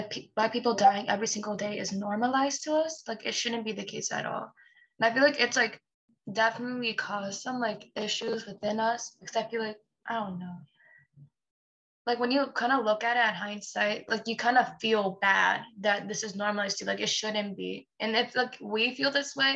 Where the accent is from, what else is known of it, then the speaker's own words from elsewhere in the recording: New York, United States; I'm from New York